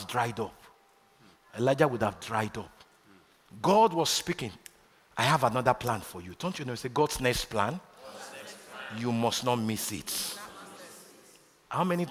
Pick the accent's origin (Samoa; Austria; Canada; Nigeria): Nigeria; moved away as an adult; I'm a proud Nigerian. I was born in Nigeria. Spent the first 28 years of my life in Nigeria